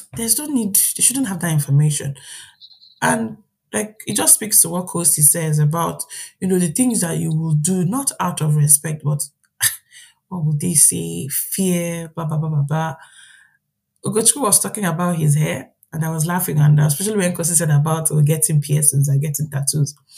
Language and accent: English; Nigeria; moved away as an adult; now in Ireland; being a Nigerian